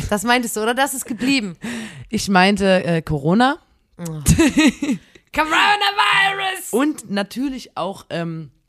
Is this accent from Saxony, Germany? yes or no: yes; Chemnitz, Saxony, Germany; bei uns in Chemnitz